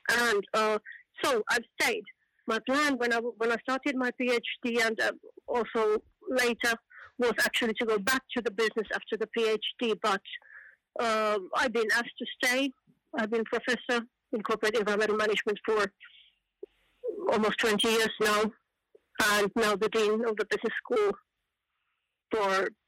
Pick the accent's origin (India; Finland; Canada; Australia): Finland; come from Finland, where I'm also working working now for, for a longer time.